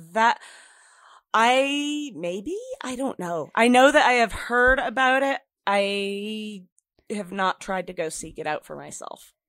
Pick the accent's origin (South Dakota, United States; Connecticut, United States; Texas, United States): Connecticut, United States; Stafford Springs; moved away; when I was still living in my hometown in Connecticut, Stafford Springs